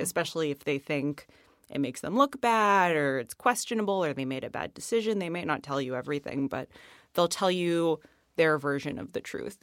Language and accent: English; Boston, Massachusetts, United States; we're from the Boston area